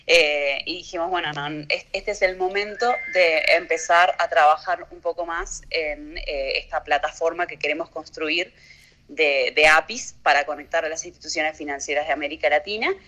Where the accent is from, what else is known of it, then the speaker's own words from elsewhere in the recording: Uruguay; Bien, eh, obviamente nosotros somos uruguayos.